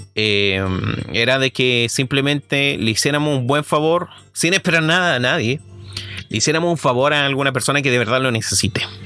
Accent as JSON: {"language": "Spanish", "country": "Chile", "said": "soy chileno"}